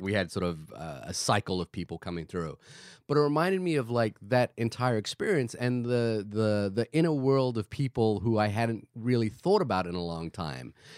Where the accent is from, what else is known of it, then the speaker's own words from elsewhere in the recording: Fiji; moved away; I grew up in Fiji.